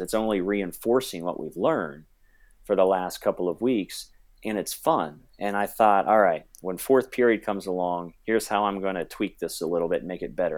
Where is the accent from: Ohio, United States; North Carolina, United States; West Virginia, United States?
Ohio, United States; New Richmond; New Richmond is a small town, um, along the Ohio River, about twenty minutes from Cincinnati. It's where I graduated from. It's where I grew up, and now I'm back there teaching